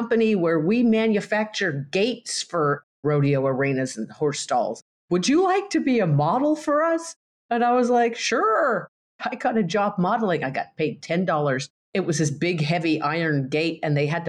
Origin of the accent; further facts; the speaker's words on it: Colorado Rockies, United States; I grew up in the Colorado Rockies on a horse